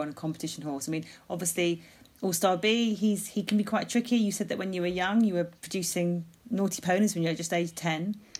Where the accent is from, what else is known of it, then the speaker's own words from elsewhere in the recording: Sussex, South East England, United Kingdom; I'm from Sussex